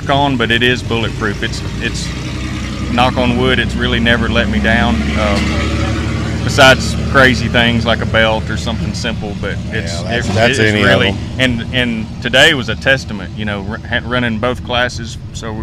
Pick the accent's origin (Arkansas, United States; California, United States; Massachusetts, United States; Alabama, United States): Alabama, United States; Huntsville; I was born and raised in Huntsville, Alabama, and that's where we live now